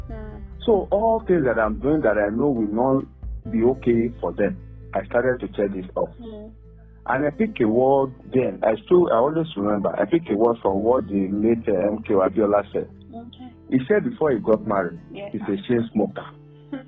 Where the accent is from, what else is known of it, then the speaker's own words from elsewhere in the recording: Ekiti, Nigeria; We are both Yoruba. We are both from Ekiti